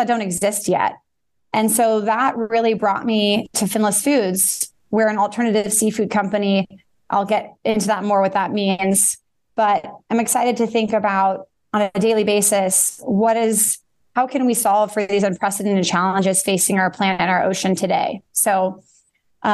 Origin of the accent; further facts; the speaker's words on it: Bay Area, California, United States; I grew up in the Bay Area